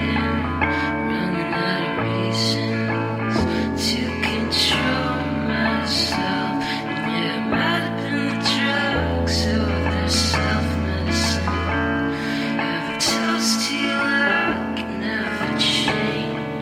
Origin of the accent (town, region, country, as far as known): Edmonton, Alberta, Canada; born or raised there